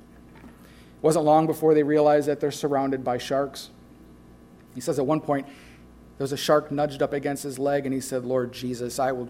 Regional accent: Midwest, United States; I'm from the Midwest

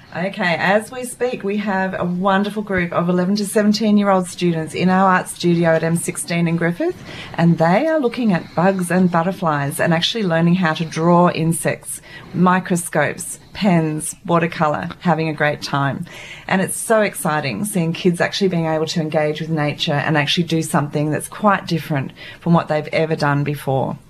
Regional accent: Papua New Guinea; moved away; I was born and brought up in Papua New Guinea

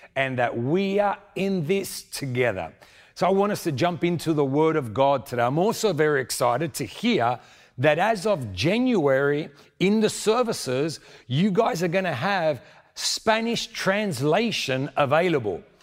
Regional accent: Sydney, New South Wales, Australia; moved away as an adult; now in Argentina; I was born in Sydney, but my family is from Argentina.

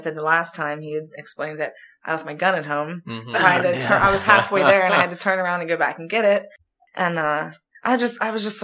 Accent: New Castle, Pennsylvania, United States; I'm from Newcastle.

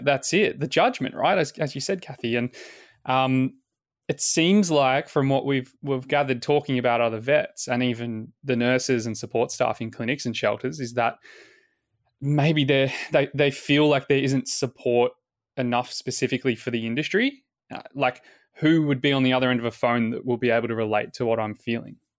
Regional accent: Williamstown, Victoria, Australia; the same suburb where Flynn and I both lived, uh, growing up in Williamstown

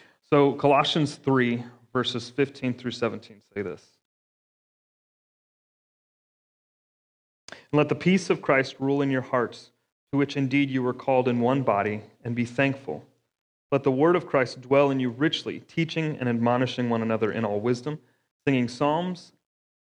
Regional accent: Florida, United States; moved away; I'm from Florida

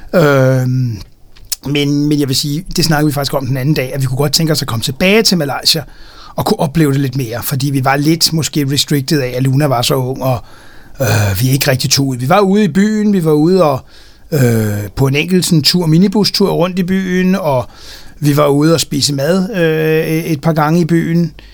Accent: Denmark

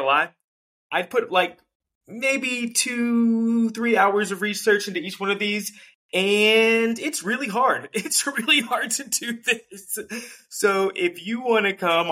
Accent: North Carolina, United States; I grew up in North Carolina

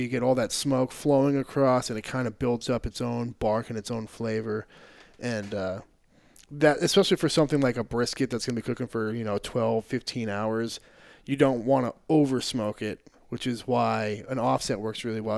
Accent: New Hampshire, United States; moved away as an adult; also born or lived in Maine; now in Austin, United States; I grew up in New Hampshire and, uh, went to college in Maine

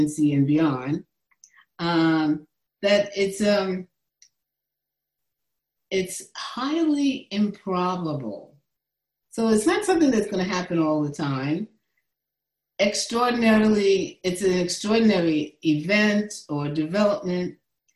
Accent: New York City, New York, United States; I was born and raised in the Bronx, New York

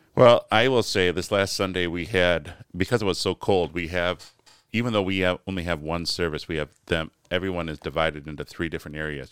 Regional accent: United States; as American Christians

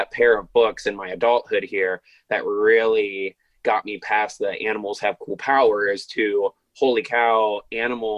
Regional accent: Ohio, United States; I was raised in the Christian church here in the United States in Ohio. So my whole life here in Ohio

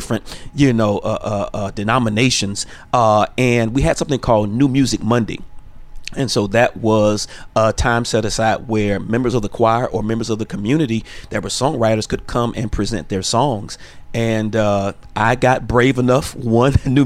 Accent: Dallas, Texas, United States; also born or lived in Florida; I was born in Florida. My mother and I moved here to Dallas, Texas, and I went to a arts high school.

